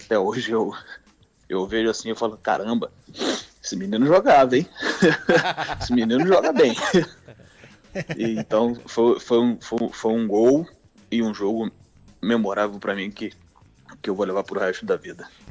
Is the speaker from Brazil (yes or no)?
yes; Rio de Janeiro, Brazil; Eu sou carioca, botafoguense, vim de uma família botafoguense